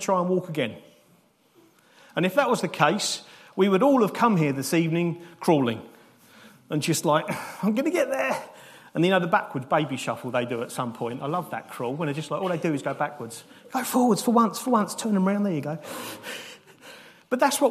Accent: United Kingdom; we're British

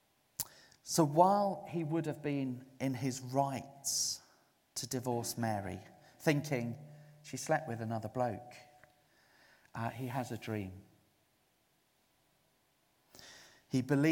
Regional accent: Zululand, KwaZulu-Natal, South Africa; now in United Kingdom; I was brought up in Zululand in South Africa.

